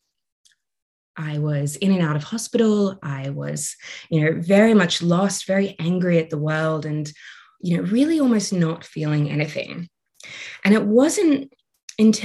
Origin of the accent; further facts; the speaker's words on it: Australia; So I'm Australian. You might be able to hear that in my voice